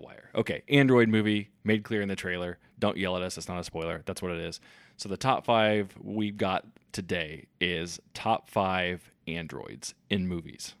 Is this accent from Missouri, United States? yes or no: yes; Kansas City, Missouri, United States; we're from Kansas City